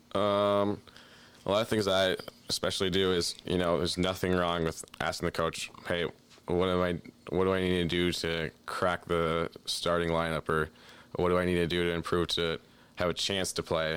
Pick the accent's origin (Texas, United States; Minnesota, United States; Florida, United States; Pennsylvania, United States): Minnesota, United States; growing up in Minnesota